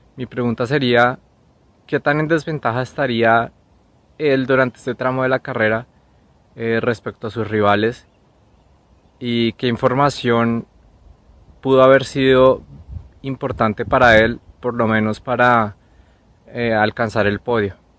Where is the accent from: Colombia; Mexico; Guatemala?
Colombia; now in Sweden; soy colombiano como Diego